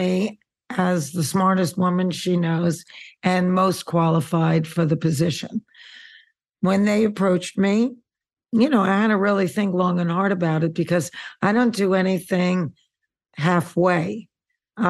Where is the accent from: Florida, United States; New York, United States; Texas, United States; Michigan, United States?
New York, United States; New York City; now in Santa Monica, United States; I'm a girl from Queens